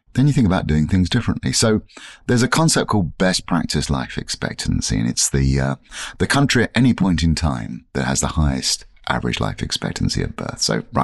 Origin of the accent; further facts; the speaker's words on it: England, United Kingdom; born there; I was born in 1965 in England, and I was an identical twin.